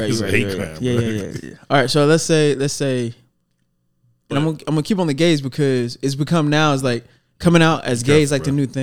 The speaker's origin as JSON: {"language": "English", "town": "Dallas", "region": "Texas", "country": "United States", "tie": "born or raised there", "also_born_or_lived": "McKinney, Texas", "said": "I am from Dallas. I got the birth certificate to prove it. Born and raised"}